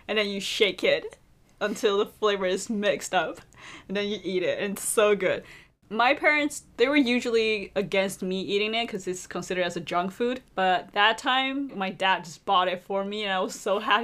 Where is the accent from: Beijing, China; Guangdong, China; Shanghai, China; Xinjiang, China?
Beijing, China; I'm from Beijing